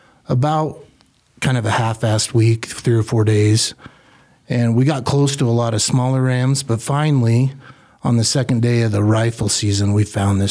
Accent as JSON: {"language": "English", "town": "Riverton", "country": "United States", "tie": "born or raised there", "said": "I grew up in Riverton since fourth grade, and raised my family here. Call it home."}